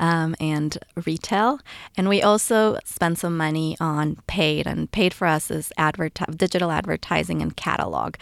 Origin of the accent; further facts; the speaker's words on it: Ecuador; moved away as an adult; now in United States; I was raised in Ecuador and moved to the U S, um, for college